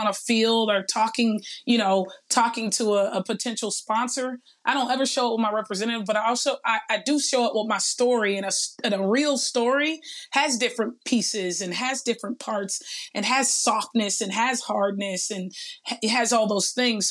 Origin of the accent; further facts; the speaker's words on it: Los Angeles, California, United States; also born or lived in San Luis Obispo, California; growing up in Watts, when we used to play, you know, school or play work or play church, I was always the one in the boardroom doing the presentation